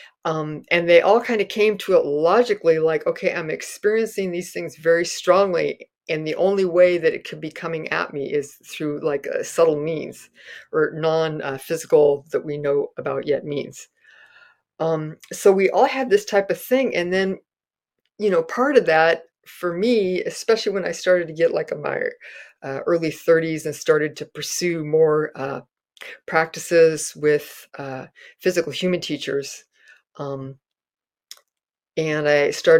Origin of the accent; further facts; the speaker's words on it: Castro Valley, California, United States; growing up in Castro Valley